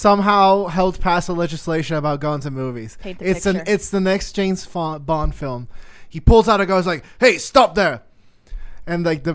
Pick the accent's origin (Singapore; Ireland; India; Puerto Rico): Puerto Rico; I'm from Puerto Rico